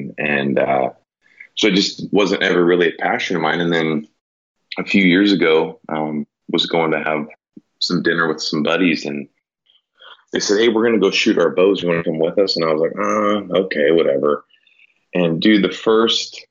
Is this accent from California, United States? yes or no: no; Willamina, Oregon, United States; I grew up out in Willamina